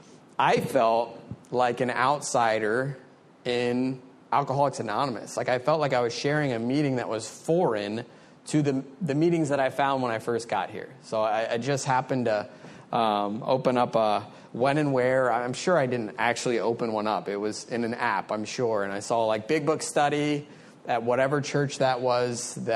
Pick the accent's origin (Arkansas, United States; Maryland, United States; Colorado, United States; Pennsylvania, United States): Maryland, United States; moved away as an adult; also born or lived in Frederick, Maryland; now in South Florida, United States; I'm from Maryland originally.